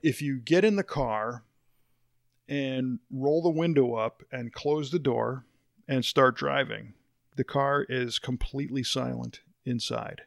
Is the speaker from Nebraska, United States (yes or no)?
no; Chicago, Illinois, United States; moved away; I grew up in the Chicago area